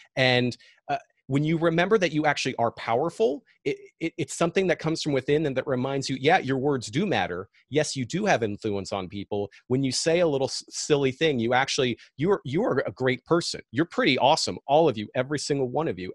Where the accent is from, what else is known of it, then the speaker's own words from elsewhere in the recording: Seattle, Washington, United States; I'm from Seattle